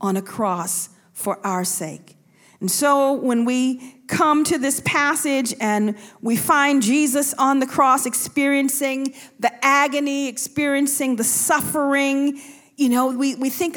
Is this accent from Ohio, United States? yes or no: no; Buffalo, New York, United States; I'm from Buffalo